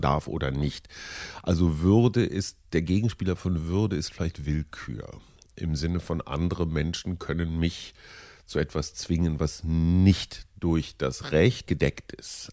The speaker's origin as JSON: {"language": "German", "country": "Germany", "said": "als Deutsche"}